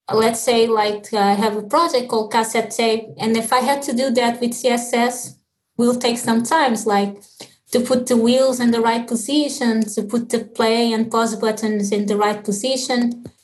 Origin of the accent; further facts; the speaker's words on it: Lisbon, Portugal; moved away as an adult; also born or lived in Mozambique; now in Dublin, Ireland; was born in Mozambique, and my my father is Portuguese, my mother from Mozambique. So when I was like two years old, I moved to Lisbon